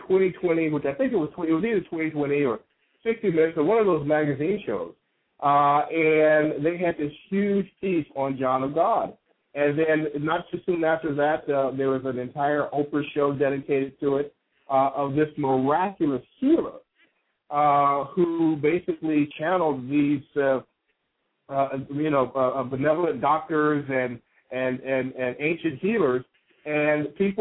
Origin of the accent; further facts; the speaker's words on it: Chicago, Illinois, United States; moved away as an adult; You're in my hometown. You're in my hometown, Chicago.